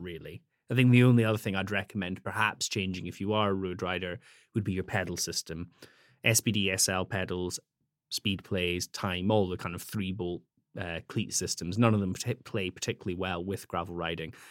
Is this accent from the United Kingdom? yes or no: yes; Scottish Highlands, Scotland, United Kingdom; moved away; I grew up in Scotland, uh, in the Highlands.